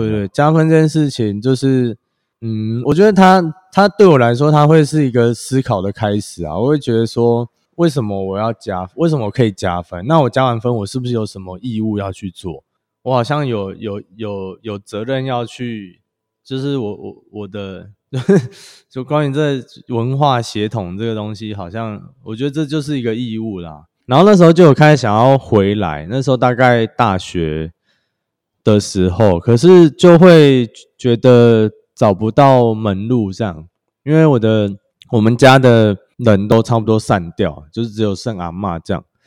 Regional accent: Sanchong, New Taipei, Taiwan; moved away as an adult; now in Fengbin, Taiwan; 我是在台北长大

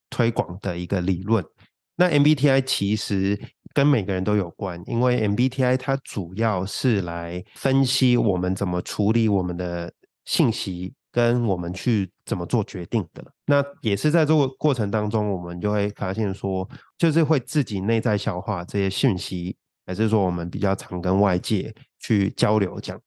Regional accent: Hong Kong; 我在香港，香港长大

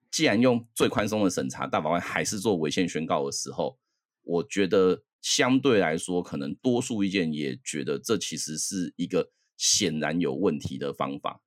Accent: Taiwan; also born or lived in United States; 我后来隔年我就回台湾了啊

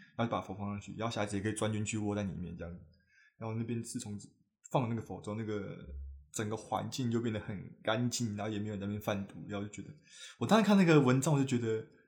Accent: New Taipei, Taiwan; 我是新北人

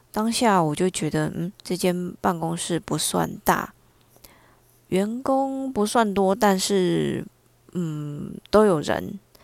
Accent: Taiwan; 我们台湾这边被骗过去的地点大概都是柬埔寨嘛

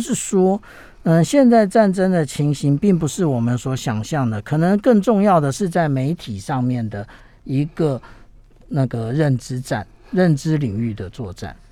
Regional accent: Taiwan; 我们台湾人

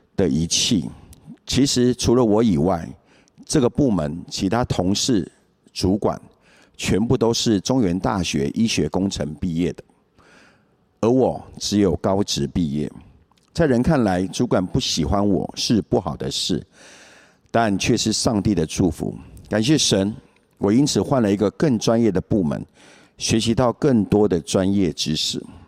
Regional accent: Taiwan; 我来自眷村家庭，父亲在民国三十八年，随着国民政府军来台。在年轻的时候，有人传福音给他，他就很单纯地接受了耶稣，加入教会。所以我从小就参加教会的活动。虽然小时候父亲严格要求我们一定要到教会去，但我并不是真正地认识耶稣。国中后，我就渐渐脱离教会

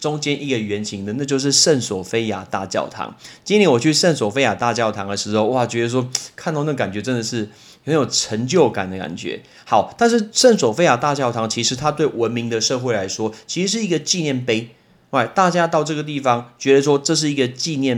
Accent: Taiwan; I'm not from China。I'm not from China，我不是中国来的，我是台湾来的

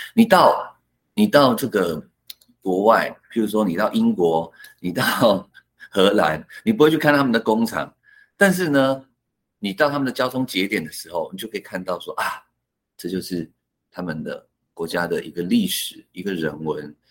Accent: Hsinchu County, Taiwan; first language Hakka; Chinese is a second language; also born or lived in Taipei; 其实我那时候念新竹中学的时候，我们班上的三分之一是客家人，我们常常聚在一起讲客家话，都讲得很爽

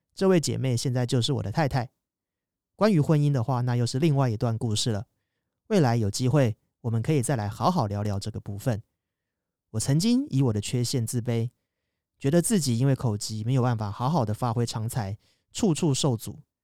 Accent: Kaohsiung, Taiwan; moved away as an adult; 未来打算就回高雄找工作

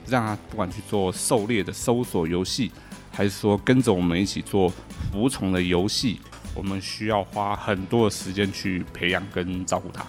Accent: Taiwan; 我们台湾这边

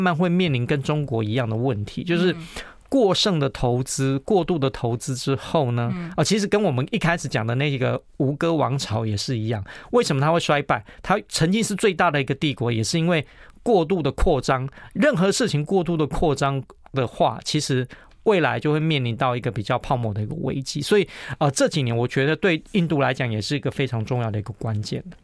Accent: Taiwan; 他们看到我们是台湾来的

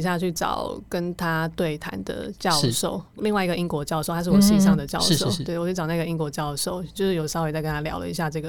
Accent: Taiwan; also born or lived in Kosovo / Vietnam / Hungary; 我是台湾来的，

